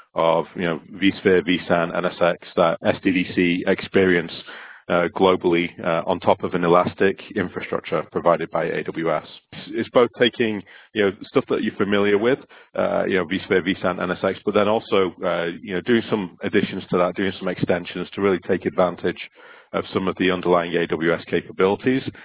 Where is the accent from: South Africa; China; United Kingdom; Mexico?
United Kingdom; Stockport, North West England; now in West Coast, United States; I'm originally from Stockport, uh, which is just close to Manchester in the UK, and my accent seems to have travelled